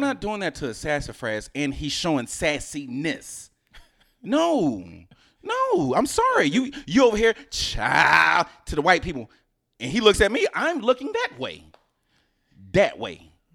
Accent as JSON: {"language": "English", "town": "Houston", "region": "Texas", "country": "United States", "also_born_or_lived": "New Jersey", "moved": "yes", "said": "I'm originally from Houston"}